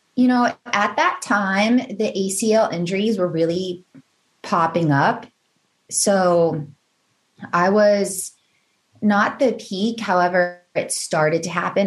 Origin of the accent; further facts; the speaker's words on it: Northern Virginia, United States; I grew up in Northern Virginia